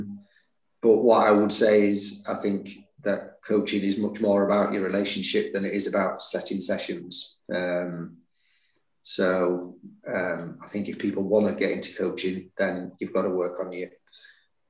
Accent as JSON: {"language": "English", "town": "Leeds", "region": "Yorkshire and the Humber", "country": "United Kingdom", "tie": "born or raised there", "also_born_or_lived": "Barnsley", "said": "I was born in Barnsley, yeah, and moved to Leeds when I was seven."}